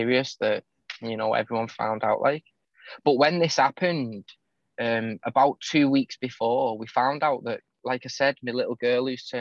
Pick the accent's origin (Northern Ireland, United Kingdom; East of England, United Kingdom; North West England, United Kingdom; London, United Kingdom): North West England, United Kingdom; St Helens; my hometown, St. Helens, where I live in the northwest of England